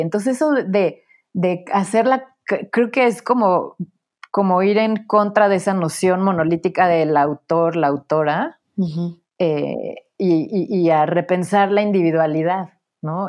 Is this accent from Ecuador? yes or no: no; Puebla, Mexico; moved away as an adult; also born or lived in Mexico City; Nací en la Ciudad de México, crecí en Puebla